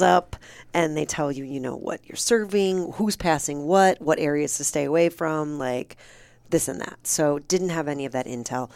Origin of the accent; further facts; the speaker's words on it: Michigan, United States; moved away; also born or lived in Cleveland, Ohio; I'm from Michigan, but I went to college in Ohio